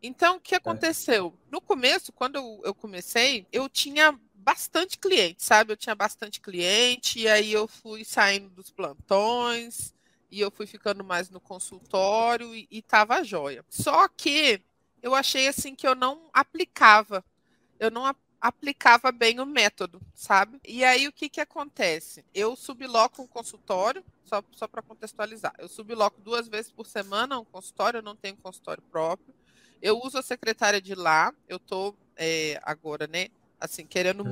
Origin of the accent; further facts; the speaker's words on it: interior of Rio de Janeiro state, Brazil; moved away as an adult; also born or lived in Vassouras, Brazil / Jundiaí, Brazil; now in Goiânia, Brazil; eu sou do interior do Rio, eu formei em Vassouras, né, interior do Rio